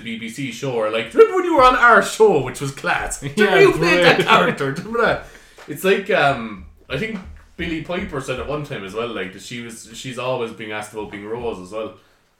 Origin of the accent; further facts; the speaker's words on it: Ireland; as an Irish person, especially an Irish person who's so fucking like patriotic and, you know, knows the history of Ireland